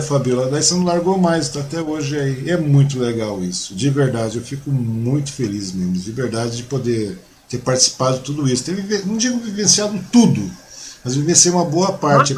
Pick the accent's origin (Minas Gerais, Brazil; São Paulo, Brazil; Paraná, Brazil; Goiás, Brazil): São Paulo, Brazil; Mogi das Cruzes; now in Suzano, Brazil; eu nasci em Mogi